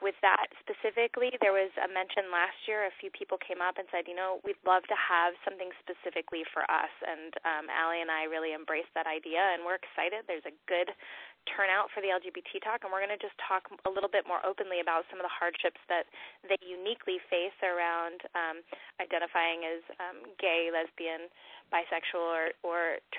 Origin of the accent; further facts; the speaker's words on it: California, United States; I'll date myself by that, and also I came from Southern California, but I love that word, rad.